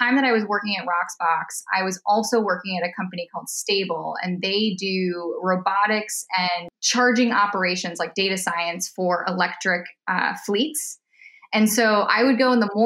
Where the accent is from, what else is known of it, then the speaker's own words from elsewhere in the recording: Minnesota, United States; also born or lived in East Coast / Chicago; now in California, United States; I'm from Minnesota.